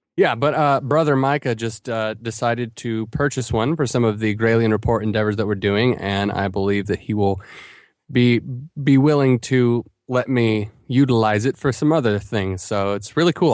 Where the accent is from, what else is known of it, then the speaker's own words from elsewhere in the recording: Asheville, North Carolina, United States; my hometown of Asheville